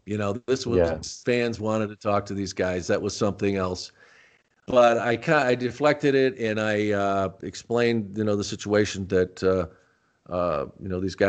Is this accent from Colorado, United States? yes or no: no; Rochester, New York, United States; born there; You know, I was born in Rochester, New York.